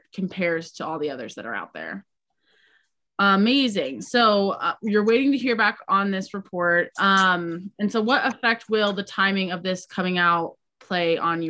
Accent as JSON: {"language": "English", "region": "Midwest", "country": "United States", "said": "I'm also from the Midwest"}